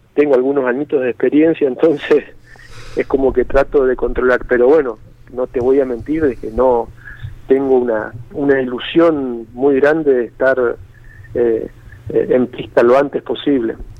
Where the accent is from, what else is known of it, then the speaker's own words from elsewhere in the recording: Corrientes, Argentina; yo soy correntino